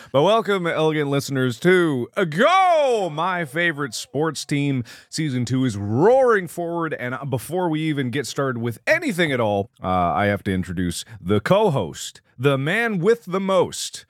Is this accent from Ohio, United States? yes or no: yes; Cincinnati, Ohio, United States; Bengals, my hometown.